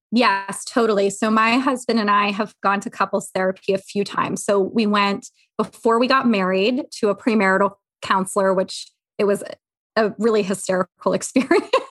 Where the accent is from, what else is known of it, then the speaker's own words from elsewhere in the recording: Havre de Grace, Maryland, United States; now in Philadelphia suburbs, United States; I am from Havre Grace, Maryland, but I live in the suburbs of Philly now